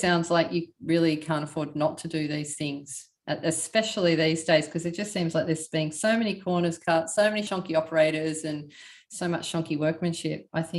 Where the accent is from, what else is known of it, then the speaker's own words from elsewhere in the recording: Melbourne, Victoria, Australia; now in Queensland, Australia; I'm from Melbourne originally, but I'm up in Queensland now. I defected.